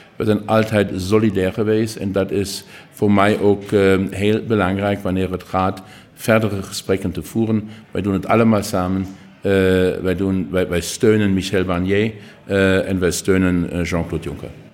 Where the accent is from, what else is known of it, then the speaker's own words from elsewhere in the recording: Saarland, Germany; Dutch is a second language; wij zijn het buurland van Luxemburg en van Frankrijk.